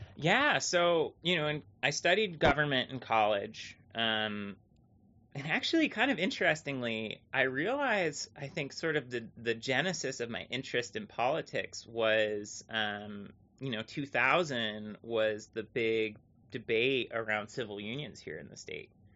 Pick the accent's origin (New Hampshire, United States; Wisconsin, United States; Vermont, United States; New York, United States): Vermont, United States; Thetford Center; growing up in Vermont was simultaneously like wonderful and awesome